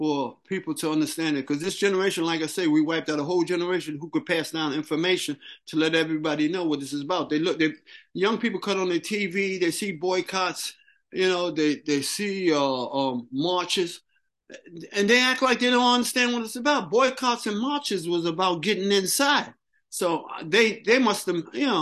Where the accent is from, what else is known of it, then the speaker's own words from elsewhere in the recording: New York City, New York, United States; I grew up swimming in the Harlem River.